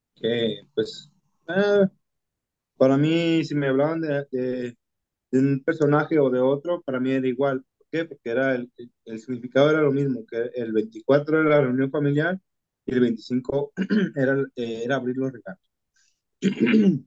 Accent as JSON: {"language": "Spanish", "region": "Jalisco", "country": "Mexico", "accent": "Jalisco", "said": "los que hablamos cantados somos, somos los de Jalisco"}